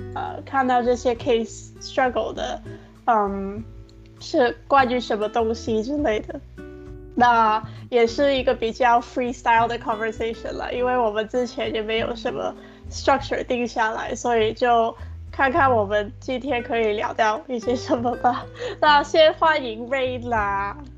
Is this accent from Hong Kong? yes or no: yes; Hong Kong; 因为我也是香港人嘛